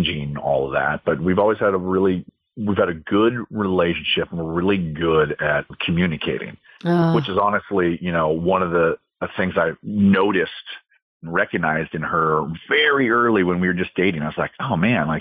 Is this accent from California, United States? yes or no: yes; San Diego, California, United States; we were in my hometown, my parents are here. My sister is here